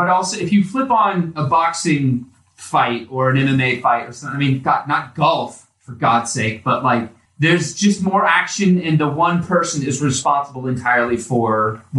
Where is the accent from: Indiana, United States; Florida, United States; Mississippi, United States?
Indiana, United States; Indianapolis; I'm from Indianapolis, therefore I'm a Colts guy.